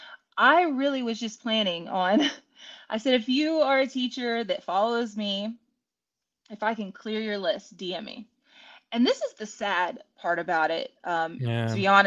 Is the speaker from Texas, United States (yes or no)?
yes; Winnie, Texas, United States; I'm from Winnie, Texas.